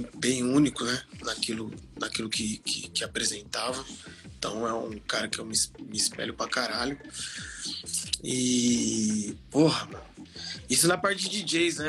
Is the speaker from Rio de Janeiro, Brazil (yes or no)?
no; Osasco, São Paulo, Brazil; sou de Osasco, mano, sou de Osasco